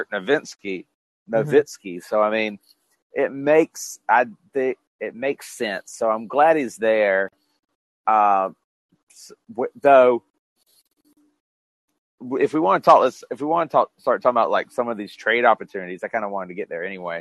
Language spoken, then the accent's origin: English; Florida, United States; I'm from Florida